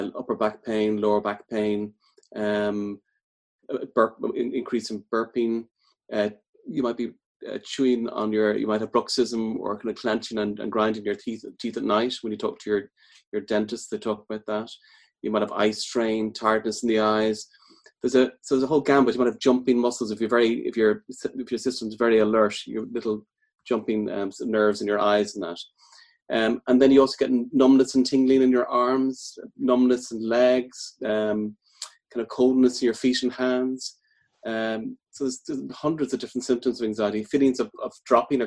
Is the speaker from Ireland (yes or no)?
yes; Dublin, Leinster, Ireland; moved away as an adult; also born or lived in Midlands, Ireland; now in Galway, Ireland; I'm from Dublin originally, but I've been in the Midlands for about 15 years and then Galway now about 11 years.